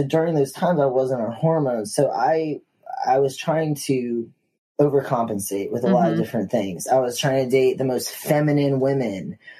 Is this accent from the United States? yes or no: yes; the South, United States; growing up in the South, like, I was taught, you know, or I was just, you know, socially trained, you know, to talk to people.